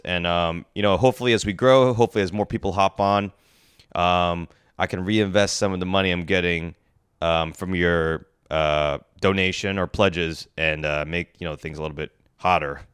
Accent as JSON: {"language": "English", "region": "New Jersey", "country": "United States", "tie": "born or raised there", "said": "growing up in New Jersey"}